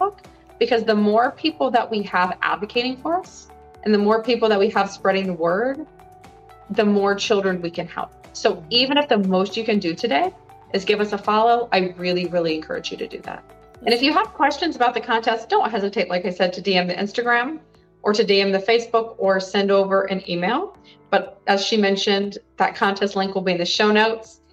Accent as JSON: {"language": "English", "area": "an hour south of Cleveland", "region": "Ohio", "country": "United States", "said": "I'm from Ohio. I'm from an hour south of Cleveland"}